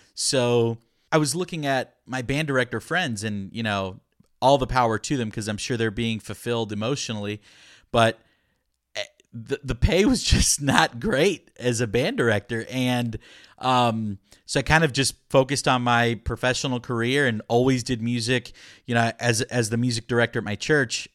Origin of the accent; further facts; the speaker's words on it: Orlando, Florida, United States; first language Spanish; English is a second language; moved away as an adult; also born or lived in Puerto Rico; now in Austin, United States; I'm originally from Florida, born and raised in Florida, kind of in the Orlando area